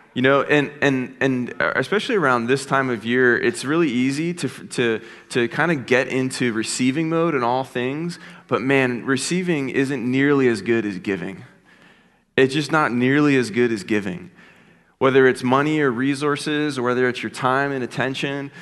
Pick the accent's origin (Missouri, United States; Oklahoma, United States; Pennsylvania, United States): Pennsylvania, United States; Philadelphia; now in Ohio, United States; I grew up in Philadelphia. Um, and, uh, I, I haven't always been an Ohioan, but, uh, I've lived in Ohio now for about seventeen, eighteen years.